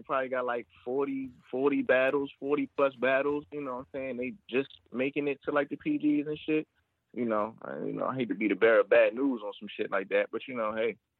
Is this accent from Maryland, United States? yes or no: yes; Maryland, United States; I'm from Maryland, but you know, uh, Richmond